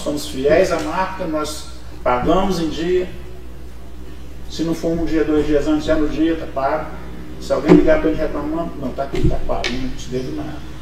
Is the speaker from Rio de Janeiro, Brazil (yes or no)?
yes; Barra Mansa, Rio de Janeiro, Brazil; also born or lived in Belo Horizonte; now in Pouso Alegre, Brazil; Sou de Barra Mansa, nascido lá em 67